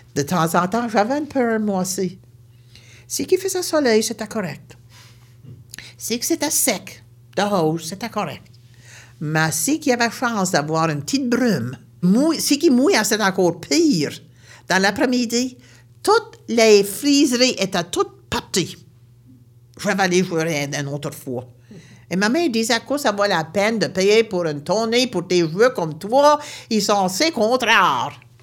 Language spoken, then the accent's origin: French; Baie Sainte-Marie, Nova Scotia, Canada; Je viens de Nouvelle-Écosse, une région appelée la Baie-Sainte-Marie